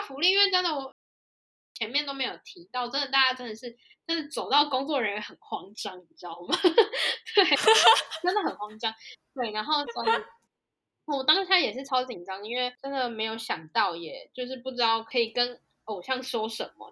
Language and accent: Chinese; Taiwan; moved away as an adult; also born or lived in South Korea; 我们台湾